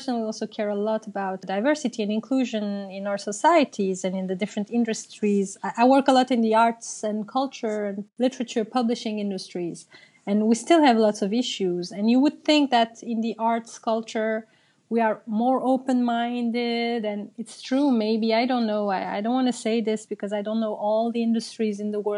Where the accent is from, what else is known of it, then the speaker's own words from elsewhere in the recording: Brussels, Brussels-Capital Region, Belgium; English is a second language; When I grew up in Brussels, I myself come from a family of migrants. Both my parents are Turkish